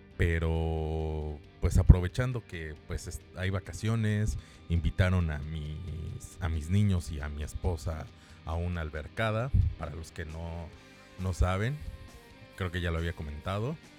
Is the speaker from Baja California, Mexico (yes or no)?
no; Mexico City, Mexico; yo soy de la Ciudad de México